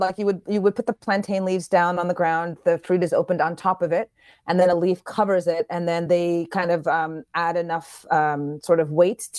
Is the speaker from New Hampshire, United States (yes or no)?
no; New York, United States; now in Ghana; Okay, I was born in Ghana. Mm-hmm. Grew up in New York and went back to Ghana about 8 years ago.